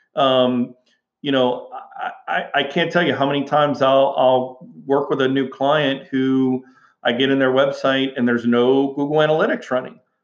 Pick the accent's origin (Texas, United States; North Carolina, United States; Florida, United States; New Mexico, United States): Texas, United States; Houston; moved away as an adult; I, I grew up in Houston, Texas, and and you know, went to high school, went to college uh, in in uh, Houston, Texas